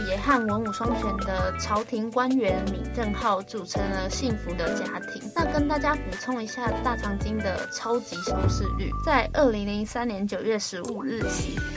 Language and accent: Chinese; Taiwan; 我本人呢就是两千年出生的。想之前韩国的戏剧跟音乐都还没有直接性的侵入到台湾跟我们的生活